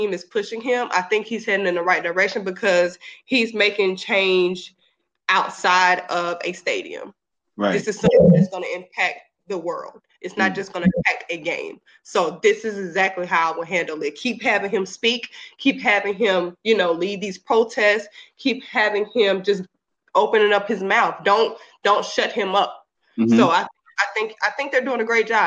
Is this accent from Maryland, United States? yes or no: no; Mississippi Gulf Coast, United States; now in Georgia, United States; I am in Georgia, but I grew up in Mississippi on the Gulf Coast. We're like 45 minutes away from New Orleans